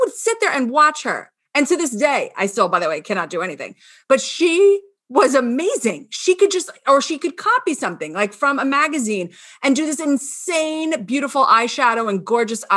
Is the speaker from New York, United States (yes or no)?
yes; Scarsdale, New York, United States; moved away; also born or lived in Winter Park, Florida; I'm from Scarsdale